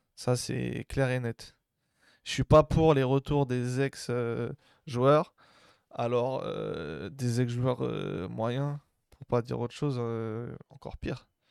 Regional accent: Algeria; also born or lived in Marseille; je suis algérien

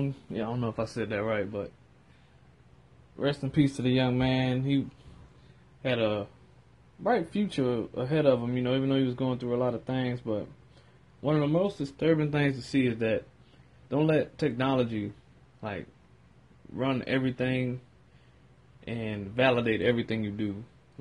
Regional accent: New Orleans, Louisiana, United States; my hometown, to my city. You heard me. Go ahead and go to New Orleans.

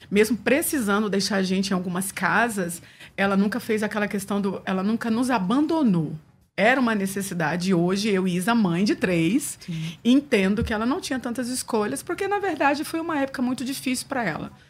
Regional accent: São Paulo, Brazil; born there; eu nasci aqui na Lapa, em São Paulo.

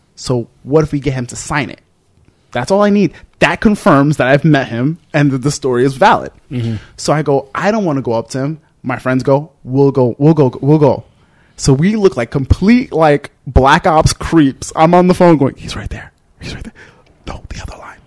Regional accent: New York City, New York, United States; I'm some kid from the Bronx

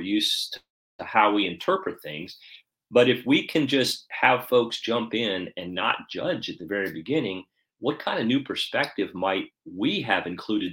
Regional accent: Atlanta, Georgia, United States; here in my hometown in Atlanta

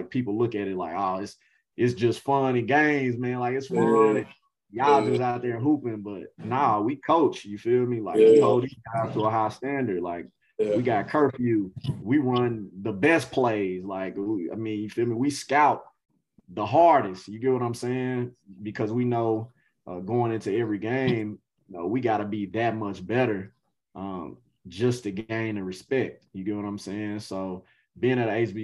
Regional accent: Nashville, Tennessee, United States; now I'm here today as an assistant coach at a Division I program in my hometown

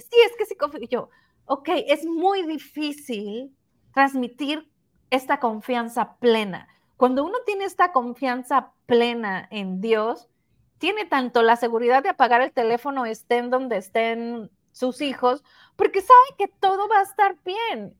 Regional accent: Sinaloa, Mexico; moved away; la ciudad de donde somos

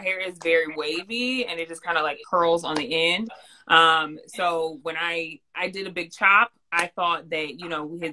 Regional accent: California, United States; moved away; also born or lived in New York; I grew up in California, loved the sun, was always in the sun.

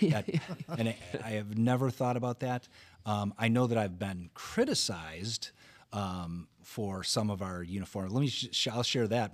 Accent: Wauwatosa, Wisconsin, United States; I grew up in Wauwatosa

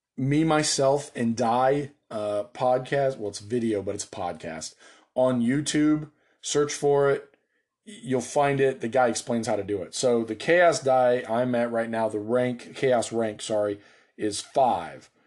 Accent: United States; I'm an American

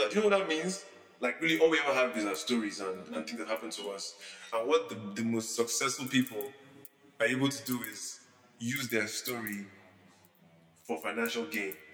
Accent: Nigeria; also born or lived in South Korea; I am a Nigerian Igbo man born in South Korea, named …, named after a symbol of American police brutality.

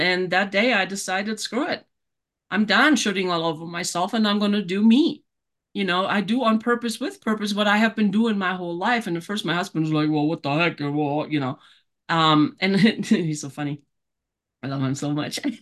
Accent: Germany; moved away as an adult; now in Colorado Springs, United States; born and raised in Germany.

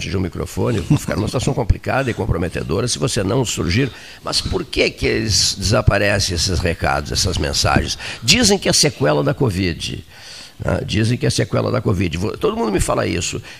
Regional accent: Canguçu, Rio Grande do Sul, Brazil; Eu também sou de Canguçu, porque onde eu nasci era Canguçu, Serrito era Canguçu, eh, no, no ano em que eu nasci.

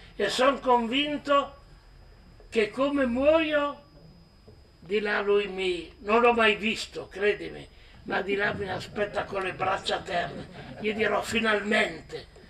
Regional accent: Piedmont, Italy; il mio paese dove sono nato

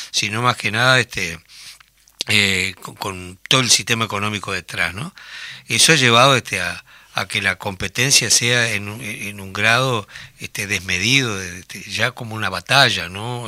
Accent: Tacuarembó, Uruguay; Yo recuerdo que en mi pueblo, en Tacuarembó, las vacaciones eran jugar fútbol

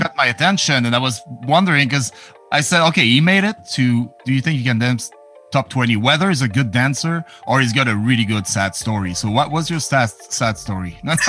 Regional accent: Edmonton, Alberta, Canada; I'm an Edmonton guy

